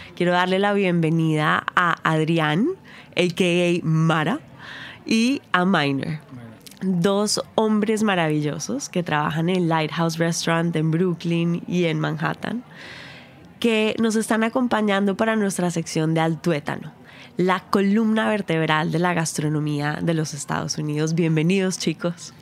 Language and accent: Spanish; Colombia; en Colombia nosotros decimos la, el maíz